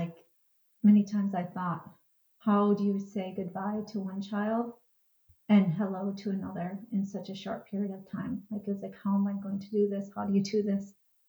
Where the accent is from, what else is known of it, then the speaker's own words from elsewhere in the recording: Minnesota, United States; I am from Minnesota, like Twin Cities area, Minnesota.